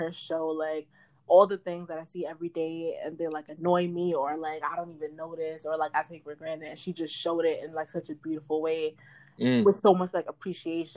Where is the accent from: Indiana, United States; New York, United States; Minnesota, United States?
New York, United States; New York City; It's always been Brooklyn. Born in Brooklyn, live in Brooklyn